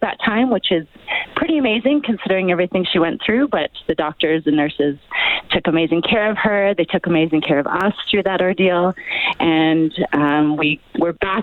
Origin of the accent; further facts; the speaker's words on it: Calgary, Alberta, Canada; We're from Calgary.